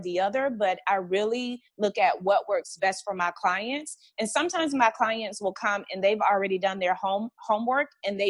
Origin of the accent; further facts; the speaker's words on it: Montgomery, Alabama, United States; growing up in Montgomery, Alabama